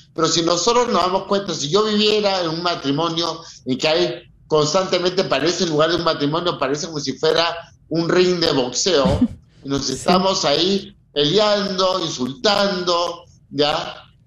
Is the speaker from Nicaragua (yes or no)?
no; Peru; Yo siendo peruano